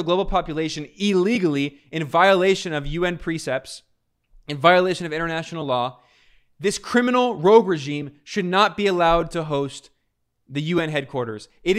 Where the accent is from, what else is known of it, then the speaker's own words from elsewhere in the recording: United States; moved away as an adult; as someone born and raised in the United States that has left the United States.